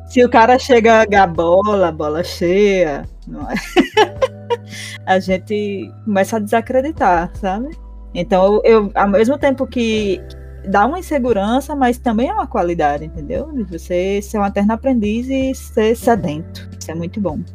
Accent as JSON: {"language": "Portuguese", "town": "Currais Novos", "region": "Rio Grande do Norte", "country": "Brazil", "said": "Eu sou aqui de Currais Novos, no Rio Grande do Norte mesmo"}